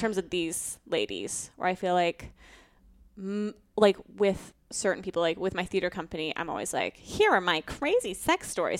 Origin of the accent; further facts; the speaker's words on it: Colorado, United States; moved away; I grew up in Colorado